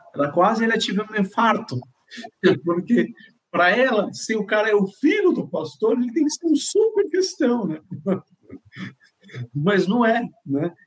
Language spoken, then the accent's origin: Portuguese; Morocco; Portuguese is a second language; now in Brazil; Eu nasci em Marrocos, norte da África